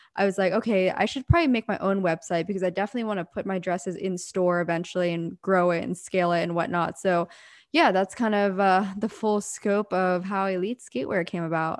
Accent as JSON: {"language": "English", "region": "Pennsylvania", "country": "United States", "tie": "born or raised there", "moved": "as an adult", "lives_now": "Southern California, United States", "said": "I'm originally born and raised in Pennsylvania, very small town. And I grew up there for eighteen years"}